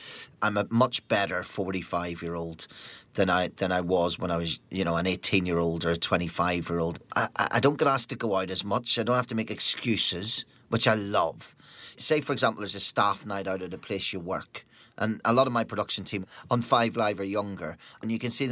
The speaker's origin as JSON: {"language": "English", "region": "Northern Ireland", "country": "United Kingdom", "tie": "born or raised there", "said": "growing up in Northern Ireland during what was a time when bands wouldn't play Northern Ireland"}